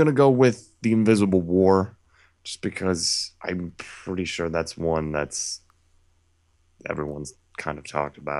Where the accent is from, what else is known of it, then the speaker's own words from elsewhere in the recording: Racine, Wisconsin, United States; That's the name of my hometown.